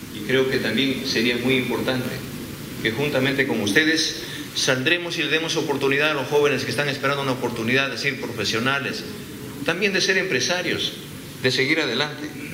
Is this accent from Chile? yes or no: no; Peru; en mi país